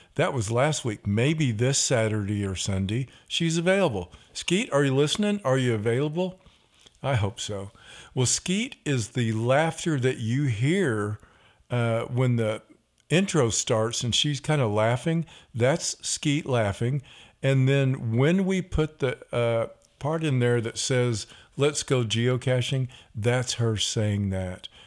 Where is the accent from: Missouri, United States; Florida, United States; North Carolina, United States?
Missouri, United States; we are from Missouri